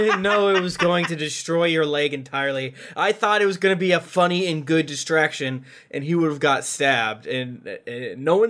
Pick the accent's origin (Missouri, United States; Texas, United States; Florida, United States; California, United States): Florida, United States; I'm from Florida.